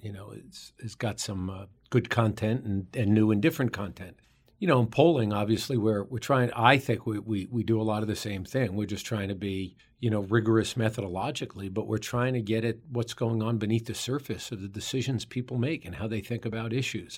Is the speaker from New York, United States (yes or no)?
yes; New York City, New York, United States; We both grew up in the borough of Queens in New York City.